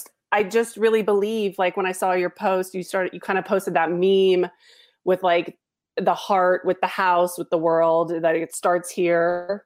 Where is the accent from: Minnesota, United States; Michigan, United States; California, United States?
California, United States; Los Angeles; And I was born and raised in Los Angeles. I went to school at a very mixed school.